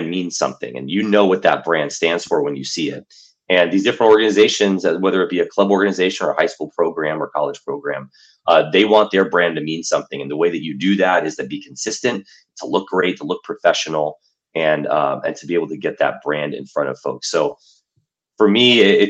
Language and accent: English; Los Angeles, California, United States; I'm born and raised in Los Angeles